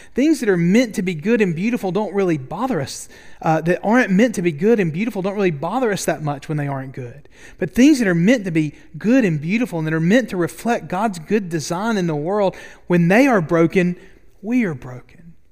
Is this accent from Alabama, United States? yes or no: yes; Double Bridges, Alabama, United States; I grew up right outside Boaz in Double Bridges, Alabama